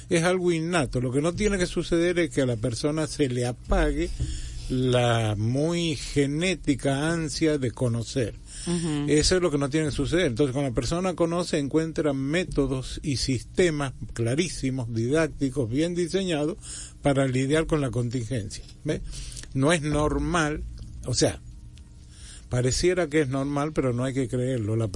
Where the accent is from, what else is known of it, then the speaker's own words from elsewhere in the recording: Dominican Republic; Muchas gracias, como típicos dominicanos.